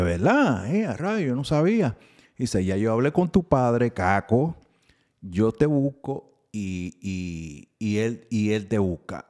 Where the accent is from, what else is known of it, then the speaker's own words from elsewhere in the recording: New York, United States; Yo soy nacido y criado en Nueva York